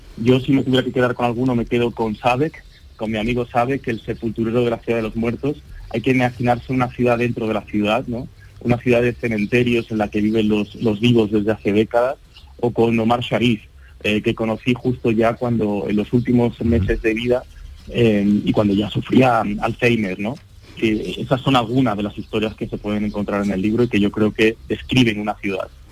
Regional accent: Granada / Estepa, Andalusia, Spain; moved away as an adult; also born or lived in Cairo, Egypt; now in Madrid, Spain; cuando decía que era granadino sevillano, porque también tengo un pueblo en, en Sevilla del que, del que soy, Estepa

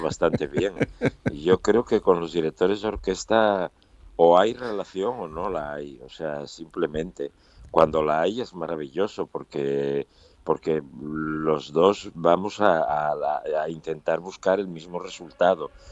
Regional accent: Asturias, Spain; Yo soy asturiano

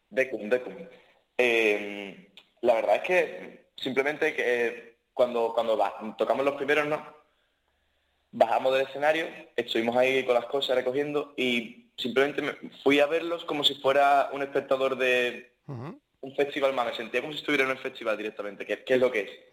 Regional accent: Cádiz, Andalusia, Spain; Yo Soy, gaditano

